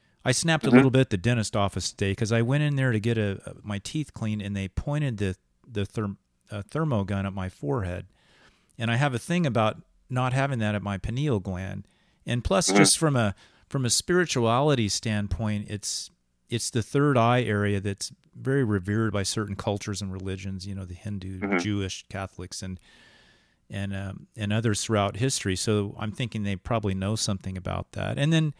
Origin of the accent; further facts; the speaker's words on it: England, United Kingdom; And, you know, we as English people, we've read so much in literature about, you know, the isolated person in nature